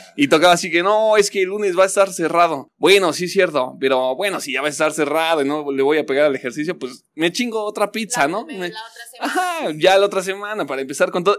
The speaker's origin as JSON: {"language": "Spanish", "country": "Mexico", "said": "nosotros como mexicanos"}